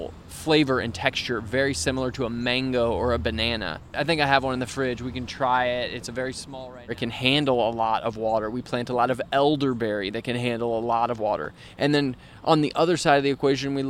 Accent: St. Louis, Missouri, United States; I grew up out in West St. Louis County

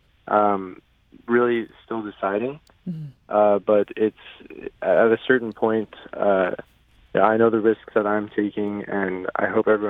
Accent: California, United States; now in St. Louis, United States; I'm from California originally

